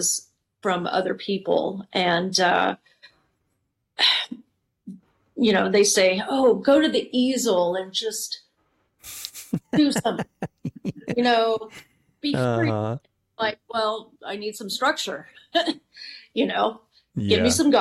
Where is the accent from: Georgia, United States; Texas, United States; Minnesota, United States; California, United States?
Texas, United States; Dallas; I grew up in Dallas, Texas with, my parents both being creative in, different ways